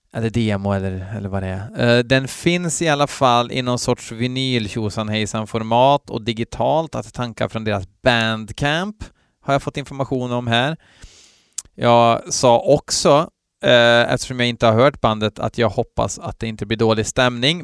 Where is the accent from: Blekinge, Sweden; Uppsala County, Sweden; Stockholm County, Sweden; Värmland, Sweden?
Värmland, Sweden; Från botten av mitt värmländska heavy metal-hjärta